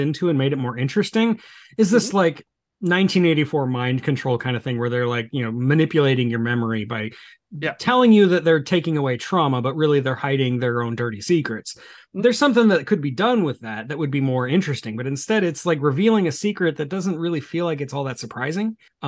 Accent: United States; I'm American. I don't know what a meter is

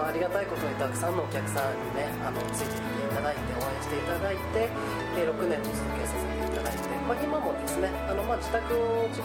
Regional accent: Ōda, Shimane, Japan; 僕はですねあの同じ大田市の磯竹町が出身なんですね

